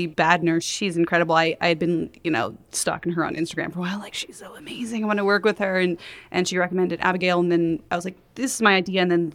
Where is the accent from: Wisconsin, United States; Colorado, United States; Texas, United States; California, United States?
California, United States; Los Angeles; I grew up in West